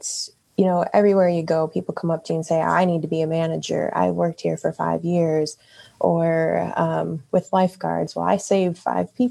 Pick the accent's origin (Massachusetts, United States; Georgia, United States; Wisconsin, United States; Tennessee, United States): Wisconsin, United States; Wisconsin Dells; moved away as an adult; now in Columbus, United States; I am actually from Wisconsin, Wisconsin Dells area. That's the water park capital of the world. So I pretty much grew up around seasonal work.